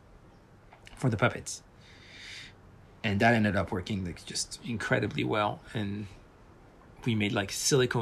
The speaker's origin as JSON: {"language": "English", "town": "Paris", "region": "Île-de-France", "country": "France", "tie": "born or raised there", "also_born_or_lived": "Portland", "moved": "yes", "said": "I was brought up in Paris"}